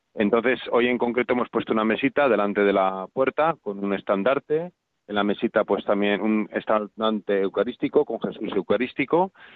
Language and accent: Spanish; Valladolid, Castile and León, Spain; yo que soy de Valladolid